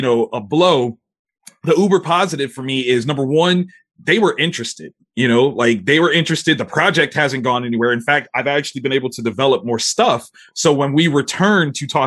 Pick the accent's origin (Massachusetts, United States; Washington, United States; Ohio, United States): Ohio, United States; Columbus; my hometown in Columbus, Ohio